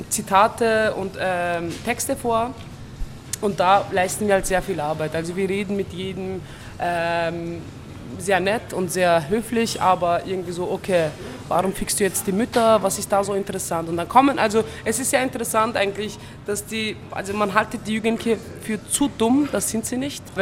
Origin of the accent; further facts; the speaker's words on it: Turkey; German is a second language; jahrelang wurde mir gesagt, so Integration ist das Beste als ein Türke, was du machen kannst.